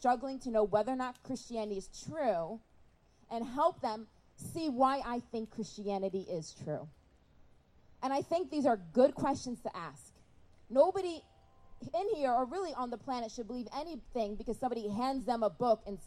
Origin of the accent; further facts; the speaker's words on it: Rochester, New York, United States; I'm from Rochester, New York